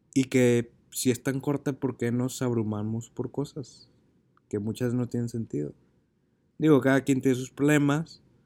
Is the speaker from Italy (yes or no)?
no; Monterrey, Nuevo León, Mexico; regresé a Monterrey, que es mi ciudad de origen